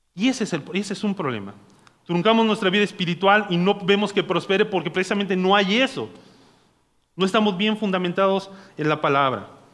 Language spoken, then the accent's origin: Spanish; Naucalpan, State of Mexico, Mexico; yo soy de Naucalpan, o sea, este es mi barrio y mi barrio me respalda